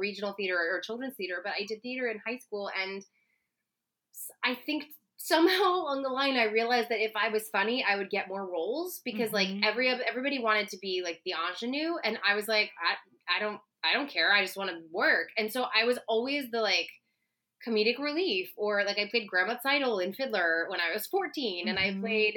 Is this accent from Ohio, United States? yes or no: yes; Cincinnati, Ohio, United States; I grew up in Cincinnati, Ohio